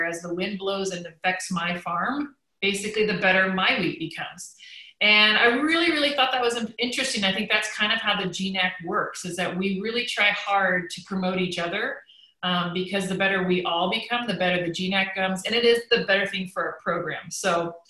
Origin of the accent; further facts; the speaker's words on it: Vancouver, Washington, United States; also born or lived in Seattle area; I'm from Vancouver, Washington, played at the University of Washington, started my own club in the Seattle area